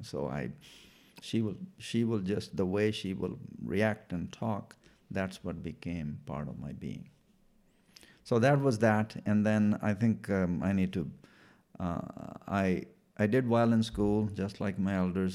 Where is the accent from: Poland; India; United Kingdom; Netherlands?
India; Punjab; first language Punjabi; English is a second language; moved away as an adult; also born or lived in Washington, United States; now in Bothell, Washington, United States; I was born in India, in, uh, northern state, um, of Punjab